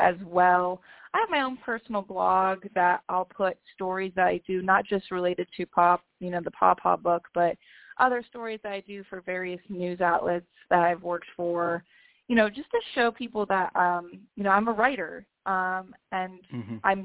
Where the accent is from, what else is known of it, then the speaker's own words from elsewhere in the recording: Canton, Ohio, United States; also born or lived in Athens, Ohio; I grew up in Canton, Ohio, which is like northeast area